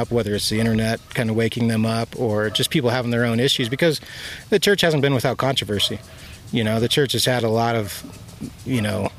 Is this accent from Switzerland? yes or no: no; Wisconsin, United States; moved away; also born or lived in Utah; I grew up in Wisconsin